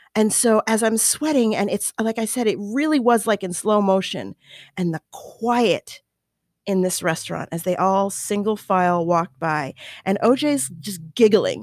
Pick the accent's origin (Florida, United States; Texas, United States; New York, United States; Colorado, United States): Colorado, United States; moved away; I grew up in Colorado